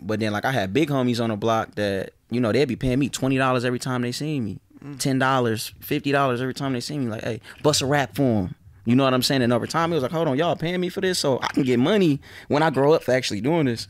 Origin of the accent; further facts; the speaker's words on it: Detroit, Michigan, United States; I'm from Joy Road. I'm from a real part of my neighborhood, you know, and I'm not one of the ones that grew up and start claiming my hood because everybody else was claiming, like, I was born from the soil.